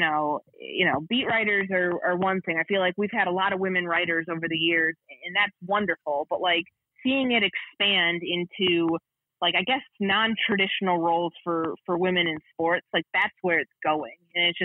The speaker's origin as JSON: {"language": "English", "region": "Midwest", "country": "United States", "tie": "born or raised there", "said": "But you know, I grew up in the Midwest. I'm used to the snow and the ice and the cold"}